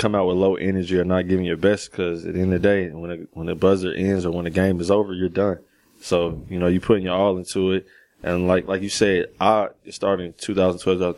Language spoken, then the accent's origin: English; Greensboro, North Carolina, United States; I grew up here.